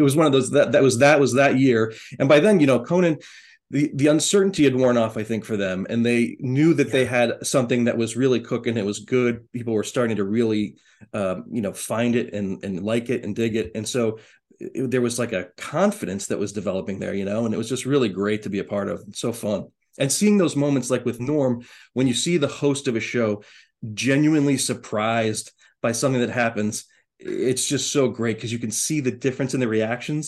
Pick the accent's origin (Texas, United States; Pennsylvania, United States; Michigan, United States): Pennsylvania, United States; Erie; I said I was from Erie, Pennsylvania